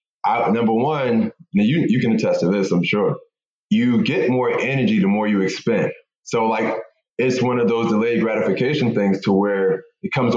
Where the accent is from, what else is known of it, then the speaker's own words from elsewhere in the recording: Philadelphia, Pennsylvania, United States; I grew up in Philadelphia in an abandoned house in North Philly, to be exact